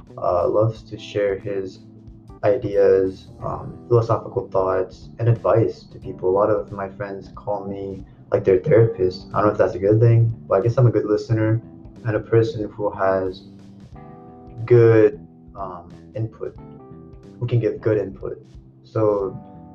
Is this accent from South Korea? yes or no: yes; South Korea; also born or lived in St. Paul/Minneapolis, Minnesota, United States / Gangnam, Seoul; now in United States; I was raised in Gwangnam City until my elementary school years